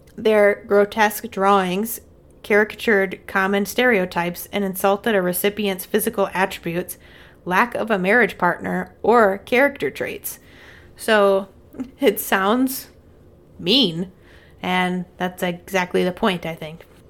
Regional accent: Midwest, United States; I'm a Midwesterner

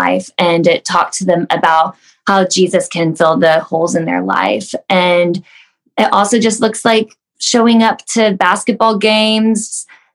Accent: Wichita, Kansas, United States; I grew up here in Wichita

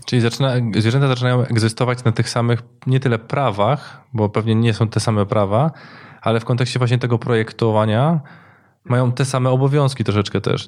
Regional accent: Katowice or Gliwice, Silesian Voivodeship, Poland; u nas w Katowicach czy u nas w Gliwicach

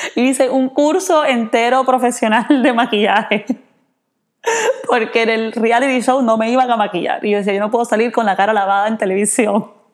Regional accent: Cartagena, Bolívar, Colombia; moved away as an adult; also born or lived in California / Ithaca, New York; now in United States; yo crecí en Cartagena, en Colombia

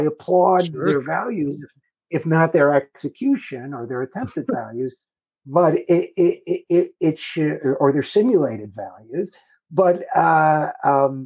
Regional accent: Utica, New York, United States; moved away; my hometown of Utica, New York, going there, hadn't been there in 40 years

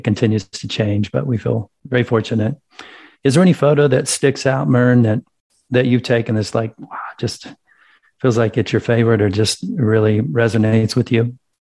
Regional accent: Kansas, United States; also born or lived in Wisconsin / California; now in Colorado, United States; I grew up in Kansas, lived in Wisconsin and California.

